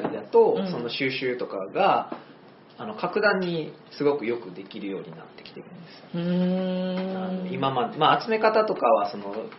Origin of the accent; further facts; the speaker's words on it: Akashi, Hyogo, Japan; moved away as an adult; also born or lived in Thailand; now in Amagasaki, Japan; もともと出身は、えっと、とこの界隈というか明石市なんですけど、うん、明石が出身ですで今はまあいろいろいろんなところ回って尼崎に住んでいます